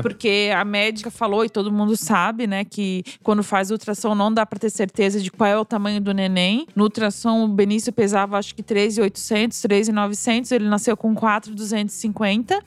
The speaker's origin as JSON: {"language": "Portuguese", "country": "Brazil", "moved": "yes", "lives_now": "Germany", "said": "eu sou brasileira"}